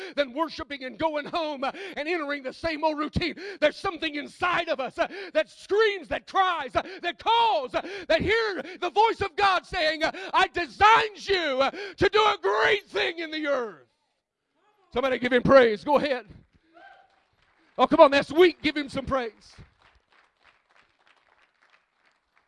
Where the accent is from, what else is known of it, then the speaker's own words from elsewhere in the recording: Mississippi, United States; I'm from Mississippi